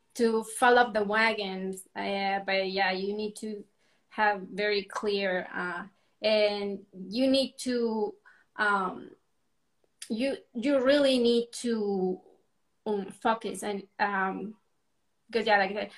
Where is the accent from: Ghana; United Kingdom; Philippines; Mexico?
Mexico; moved away as an adult; now in Arizona, United States; I was born and raised in Mexico, and I currently live in Arizona. I've been in the U.S. for about 11 years now